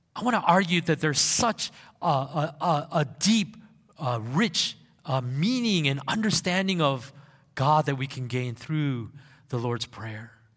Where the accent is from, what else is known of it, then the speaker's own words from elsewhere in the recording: South Korea; moved away; in those younger years of my life, I grew up in Korea